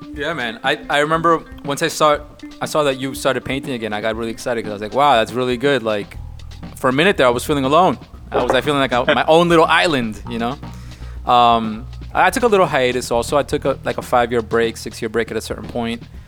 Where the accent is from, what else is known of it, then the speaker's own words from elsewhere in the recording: New York, United States; me and Greed, we're from New York